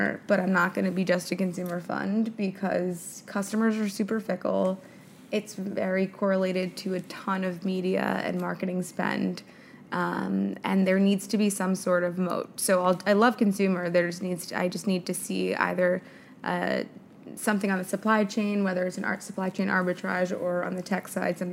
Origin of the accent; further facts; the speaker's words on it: New York City, New York, United States; born and raised in New York City